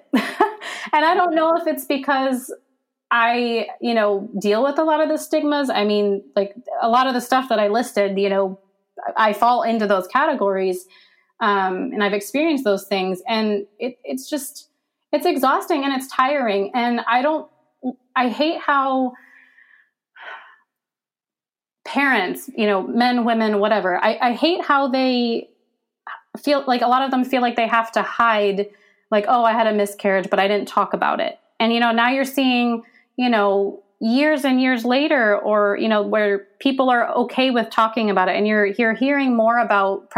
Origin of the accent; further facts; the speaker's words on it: Pennsylvania, United States; moved away as an adult; now in Virginia, United States; I'm from Pennsylvania, and I only moved to Virginia because if I hadn't, I'm pretty sure I wouldn't be alive right now. And, you know, having to leave my home that I've been at my whole life